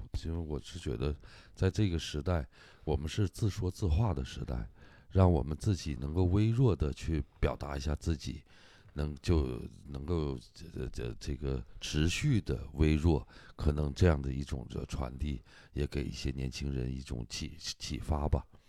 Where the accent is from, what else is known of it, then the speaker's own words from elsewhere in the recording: Hulunbuir, Inner Mongolia, China; 我的老家胡伦贝尔